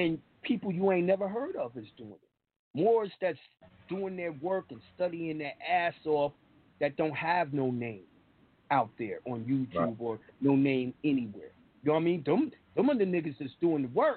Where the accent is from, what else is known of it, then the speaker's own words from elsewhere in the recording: New York, United States; I'm from New York